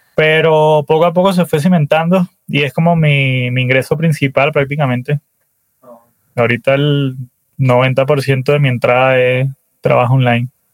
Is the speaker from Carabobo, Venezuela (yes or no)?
yes; Valencia, Carabobo, Venezuela; moved away as an adult; now in Colombia; yo nací en Valencia, Venezuela